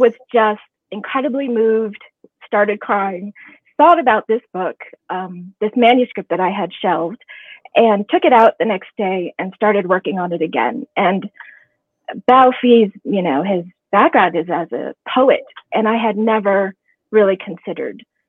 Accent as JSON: {"language": "English", "region": "Ohio", "country": "United States", "tie": "born or raised there", "said": "growing up in Ohio"}